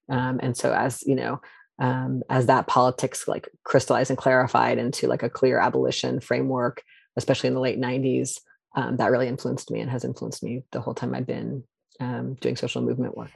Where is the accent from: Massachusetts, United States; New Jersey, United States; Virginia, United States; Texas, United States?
Virginia, United States; outside Charlottesville, rural central; also born or lived in New York; now in Seattle, United States; I'm originally from Virginia, from, like, rural central Virginia outside a place that now everybody knows where it is, Charlottesville